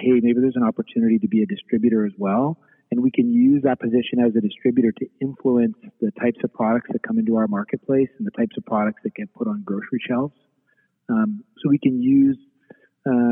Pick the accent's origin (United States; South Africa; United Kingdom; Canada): Canada; Eastern Canada; moved away as an adult; now in Western Canada; I grew up in Eastern Canada